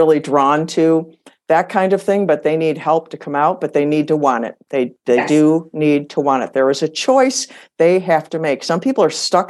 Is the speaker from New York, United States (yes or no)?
no; Michigan, United States; moved away as an adult; also born or lived in Arizona; We were born and raised in Michigan